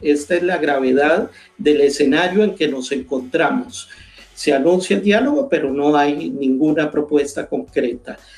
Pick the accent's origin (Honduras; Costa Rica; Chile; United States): Costa Rica; mi país